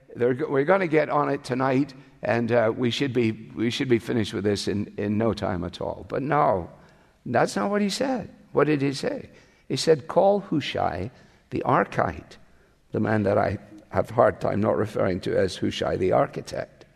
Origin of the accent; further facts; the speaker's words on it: Glasgow, Scotland, United Kingdom; moved away; my hometown. Glasgow.